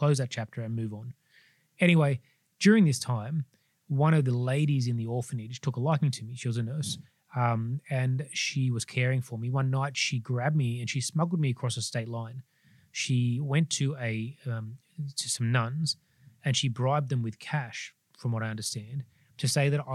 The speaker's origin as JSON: {"language": "English", "town": "Sydney", "region": "New South Wales", "country": "Australia", "tie": "born or raised there", "said": "I grew up in the Sutherland Shire of Sydney."}